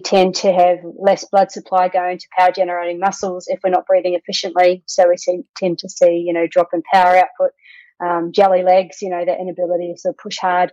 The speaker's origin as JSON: {"language": "English", "country": "New Zealand", "moved": "as an adult", "lives_now": "Australia", "said": "I'm a Kiwi, so from New Zealand originally, live in Australia."}